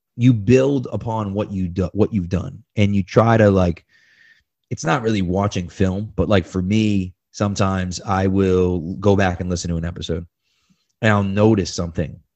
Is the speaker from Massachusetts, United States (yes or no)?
yes; Massachusetts, United States; I'm from Massachusetts